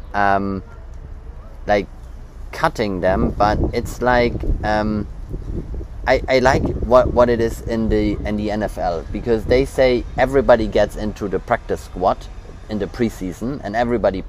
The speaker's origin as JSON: {"language": "English", "country": "Germany", "said": "we're German"}